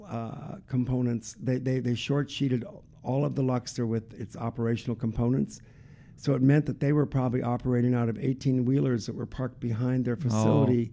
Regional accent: North Dakota, United States; moved away as an adult; now in Nevada, United States; I'm from North Dakota

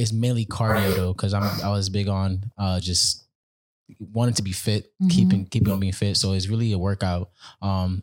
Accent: New York City, New York, United States; I'm a percussionist from Brooklyn, New York. Represent Panama

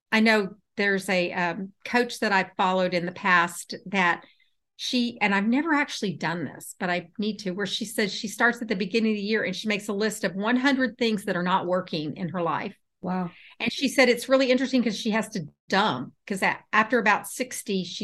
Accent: Houston, Texas, United States; now in Atlanta, United States; I'm in Atlanta. And I grew up in Houston.

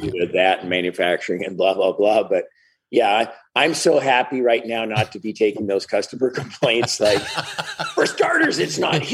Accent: Prince Albert, Saskatchewan, Canada; now in Seattle area, United States; I was actually born in Canada in Prince Albert, Saskatchewan, which is the middle of nowhere

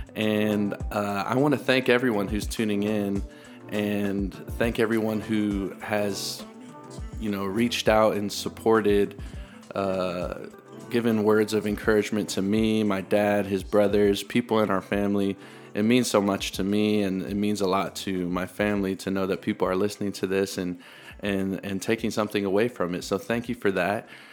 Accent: Middle Tennessee, United States; I'm also from Tennessee. I'm from Middle Tennessee, though

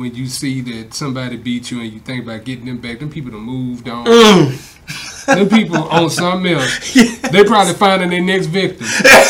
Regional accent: Houston, Texas, United States; That's my block. That's where I grew up.

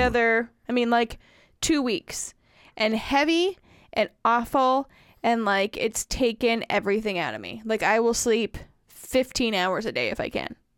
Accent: Wisconsin, United States; accent: northern; moved away; when I go up north. I get my northern accent.

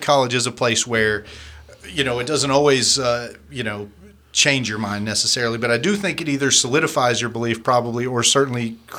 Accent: California, United States; moved away; also born or lived in the South; I was born in California, not very religious there.

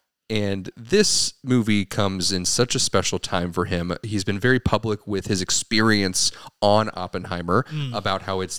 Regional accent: Ireland; Mostly because he's Irish. I'm Irish.

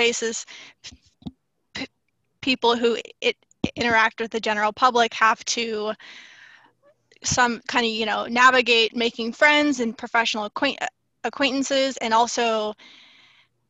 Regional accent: San Diego, California, United States; I'm from Southern California, San Diego in specific, and I haven't really lived anywhere else. I'm pretty much born and raised in California.

